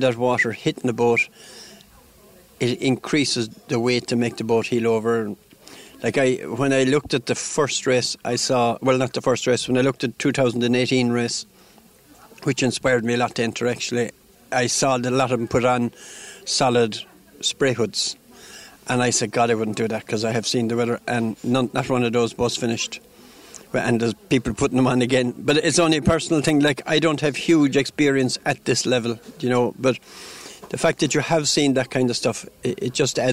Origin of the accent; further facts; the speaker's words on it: Limerick, Munster, Ireland; I was born in Limerick